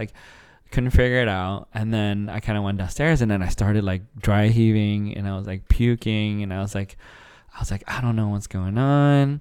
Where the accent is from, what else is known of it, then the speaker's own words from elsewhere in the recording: Arizona, United States; moved away as an adult; now in Dallas, United States; I grew up in Arizona for a long time